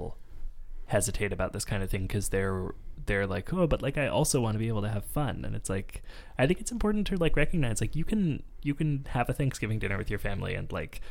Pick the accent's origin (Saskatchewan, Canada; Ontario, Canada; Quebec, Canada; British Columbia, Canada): British Columbia, Canada; Vancouver; now in Montreal, Canada; growing up in Vancouver. It was just when we moved to Montreal